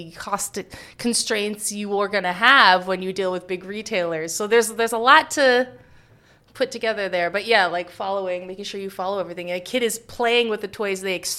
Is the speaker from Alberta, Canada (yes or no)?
no; London, Ontario, Canada; I went to an art high school called Beale Art in, I'm Canadian, in London, Ontario, Canada